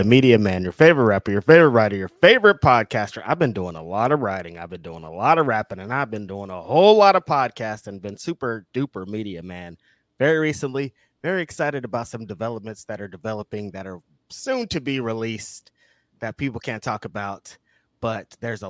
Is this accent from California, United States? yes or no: yes; Bakersfield, California, United States; now in Oakland, United States; I come from Bakersfield where it's 115 degrees. The norm right now, like my people over there are burning up to death. But over here in Oakland, it's like 80 degrees.